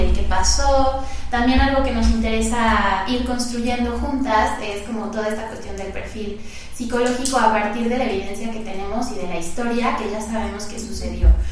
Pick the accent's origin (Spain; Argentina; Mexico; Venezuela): Mexico; nosotros que somos mexicanos